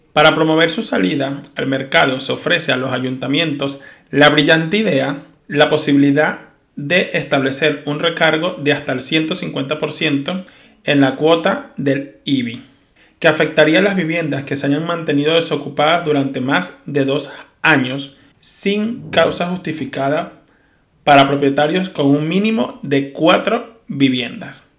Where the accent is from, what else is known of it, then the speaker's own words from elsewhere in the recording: Venezuela; moved away as an adult; now in Spain; soy un venezolano que salió huyendo de su país